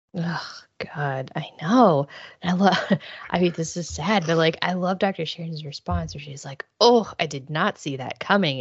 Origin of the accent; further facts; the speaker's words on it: Midwest, United States; I grew up in the Midwest